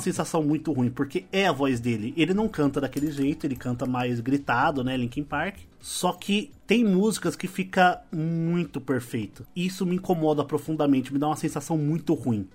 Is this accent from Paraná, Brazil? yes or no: no; São Paulo, Brazil; Nós todos somos paulistas aqui